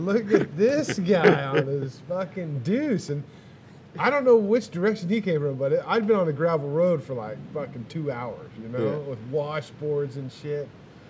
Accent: Texas, United States; I'm from Texas.

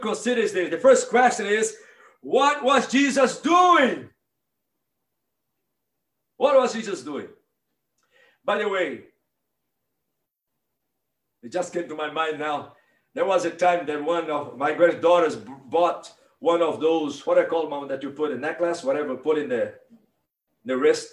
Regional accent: Northeast Brazil, Brazil; now in Mississippi, United States; I grew up in Northeast Brazil, about 2 miles from the beach

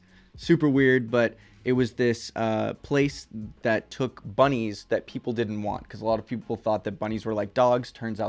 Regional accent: California, United States; especially growing up in California

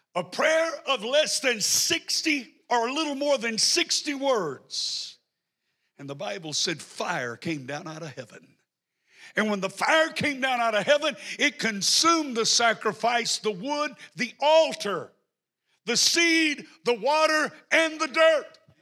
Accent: the South, United States; I'm from the South, so I may not talk in good English

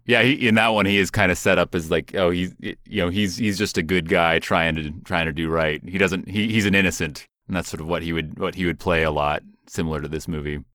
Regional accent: Seattle, Washington, United States; where I grew up in Seattle

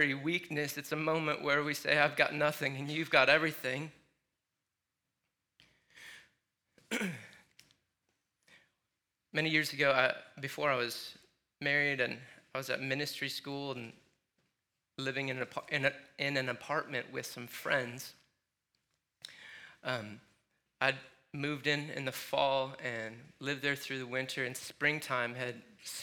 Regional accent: Michigan, United States; moved away; growing up in Michigan

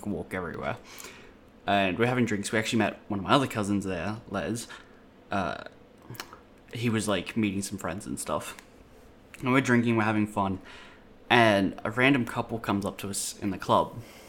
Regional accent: Blacktown, New South Wales, Australia; I'm from Blacktown as well.

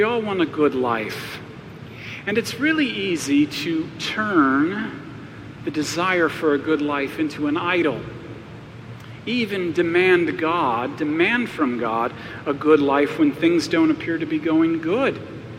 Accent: Arizona, United States; I grew up in Arizona

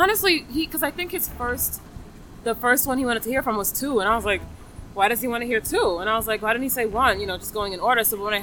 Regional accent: New York City, New York, United States; now in Manhattan, United States; I'm originally from the Bronx, New York, but I moved to Manhattan.

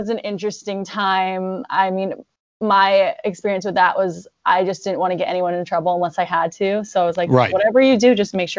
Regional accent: Virginia Beach, Virginia, United States; moved away; born and raised in Virginia Beach, Virginia.

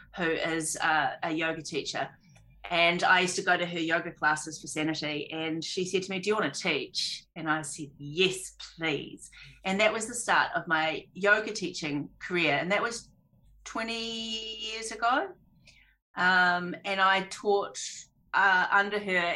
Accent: Auckland, New Zealand; I grew up on a farm in South Auckland, Tamaki Makaurau

